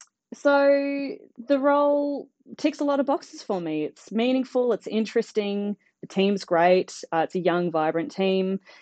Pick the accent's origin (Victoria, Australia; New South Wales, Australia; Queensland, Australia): Queensland, Australia; Brisbane; moved away as an adult; also born or lived in Sydney, Australia; now in Birchip, Australia; I am originally from Brisbane, where I did my undergraduate at QUT, Queensland University of Technology.